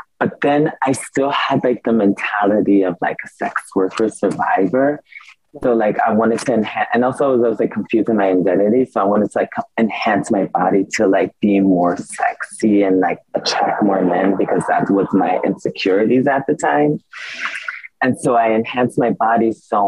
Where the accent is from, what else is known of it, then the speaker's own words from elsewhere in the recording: San Diego, California, United States; also born or lived in Milan; growing up in California